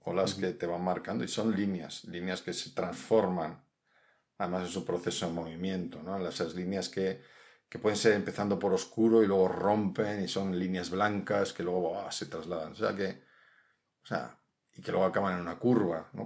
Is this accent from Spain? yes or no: yes; Mediterranean coast, Spain; now in Madrid, Spain; Yo, que soy del Mediterráneo